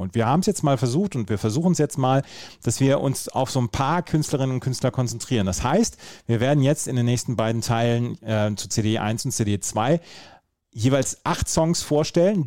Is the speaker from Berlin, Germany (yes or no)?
no; Bad Oeynhausen, North Rhine-Westphalia, Germany; habe ich im Sonderpostenmarkt gearbeitet bei uns in Bad Oeynhausen